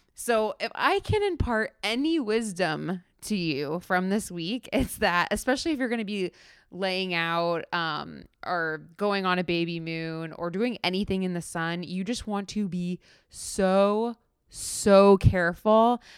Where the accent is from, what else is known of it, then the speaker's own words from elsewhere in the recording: South Florida, United States; moved away; I grew up in South Florida.